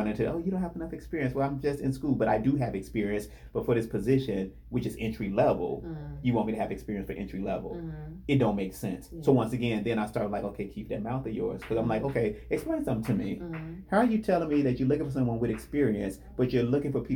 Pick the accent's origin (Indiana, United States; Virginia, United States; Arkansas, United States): Indiana, United States; I'm from Indiana.